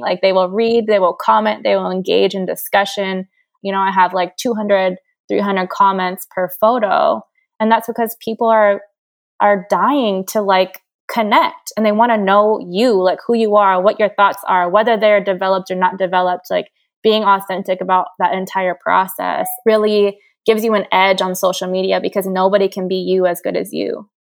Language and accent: English; Hawaii, United States; I'm from Hawaii. I grew up in a bathing suit